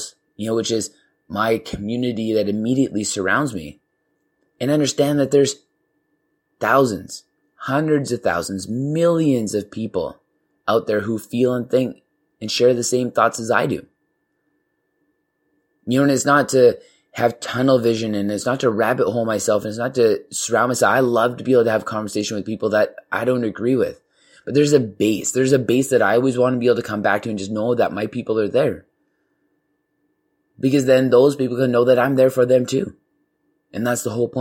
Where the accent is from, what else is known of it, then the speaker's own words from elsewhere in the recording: Canada; we got Canada, you know, represent my home country